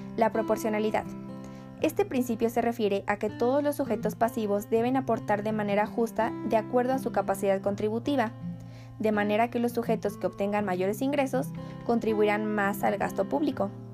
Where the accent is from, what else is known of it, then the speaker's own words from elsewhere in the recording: Mexico; Como mexicanos